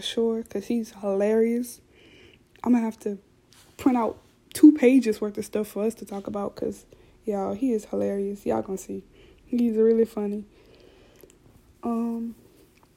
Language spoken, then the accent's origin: English; South Louisiana, United States; I already talk fast because I'm from South Louisiana